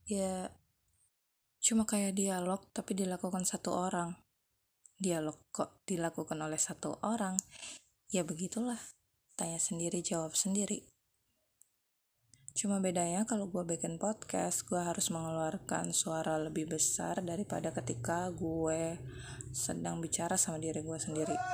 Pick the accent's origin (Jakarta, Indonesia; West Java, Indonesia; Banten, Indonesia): Banten, Indonesia; Tangerang; also born or lived in Yogyakarta; gue lahir di Tangerang, SD, SMP, SMA juga di Tangerang, kemudian kuliah di Jogja, hmm, 9 tahun lah ya